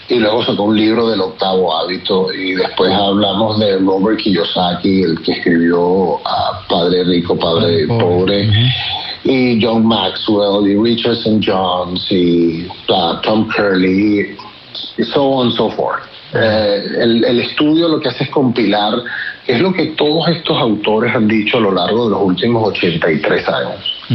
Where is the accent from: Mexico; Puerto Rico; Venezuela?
Venezuela; Y una vez que fuimos expropiados, así como muchos venezolanos, nos tuvimos que, reinventar.